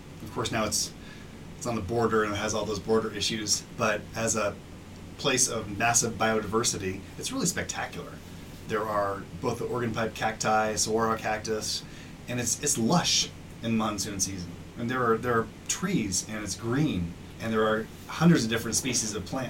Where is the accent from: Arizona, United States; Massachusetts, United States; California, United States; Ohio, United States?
Arizona, United States; Tempe; moved away as an adult; also born or lived in Los Angeles; I grew up in Tempe.